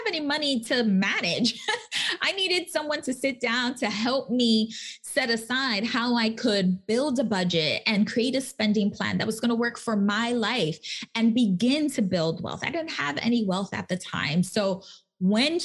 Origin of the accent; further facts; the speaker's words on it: New York City, New York, United States; I'm from the Bronx. Like, I'm a Latina